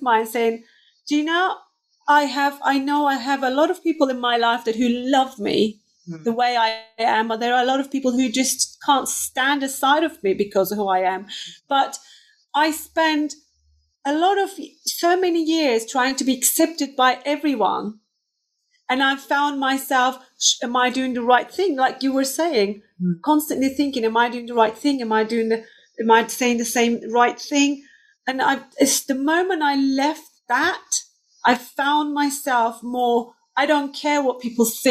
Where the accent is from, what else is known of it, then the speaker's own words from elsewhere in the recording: Turkey; first language Turkish; English is a second language; moved away as an adult; I come from Turkey